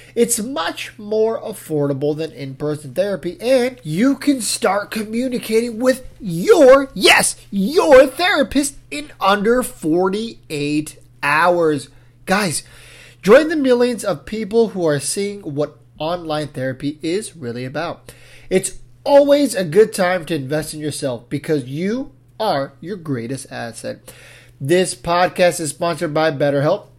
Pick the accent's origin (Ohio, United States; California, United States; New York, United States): California, United States; San Diego; growing up in San Diego, uh, you know, my dad's a big Padres fan